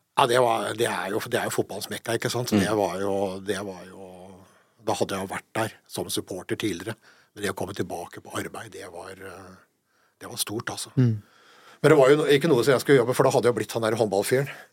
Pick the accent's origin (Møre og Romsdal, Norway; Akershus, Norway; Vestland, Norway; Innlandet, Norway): Innlandet, Norway; Hamar; also born or lived in Eide, Nordmøre; Jeg kom som innflytter til Hamar da, mm. i 68, sommeren 68. Begynte i andre klasse på, på Rollsløkka skole på, på, på Hamar